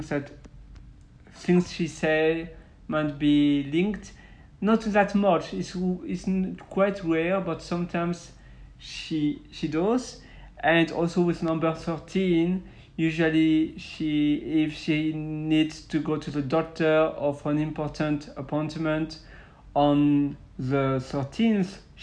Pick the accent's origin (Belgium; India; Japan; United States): Belgium; I'm from Western Europe, so I'm from Belgium